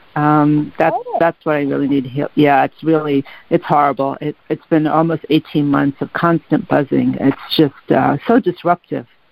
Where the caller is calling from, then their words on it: New York, United States; I'm calling from New York